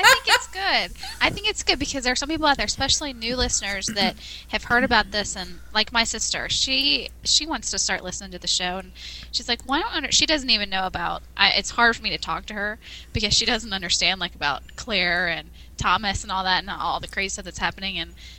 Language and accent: English; Australia; And yes, I am from Australia.